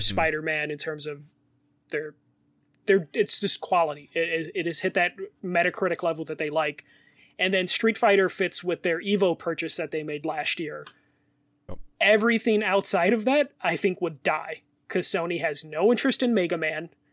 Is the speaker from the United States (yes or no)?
yes; Chicago, Illinois, United States; accent: Chicago; my Chicago accent